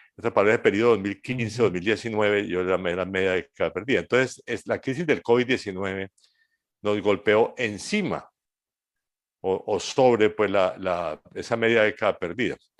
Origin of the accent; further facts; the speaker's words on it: Colombia; mi país, Colombia